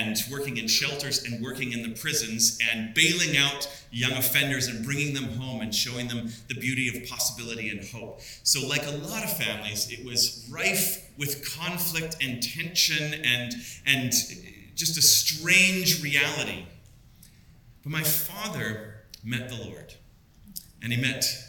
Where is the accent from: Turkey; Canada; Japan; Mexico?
Canada; Vancouver, British Columbia; also born or lived in Downtown Eastside, Vancouver; I was raised in Kitsilano on the Squamish territory.